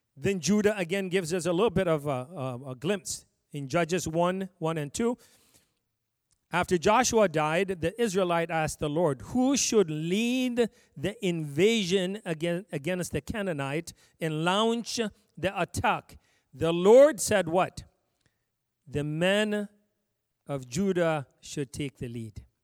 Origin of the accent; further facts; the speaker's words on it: Ethiopia; moved away; I came from Ethiopia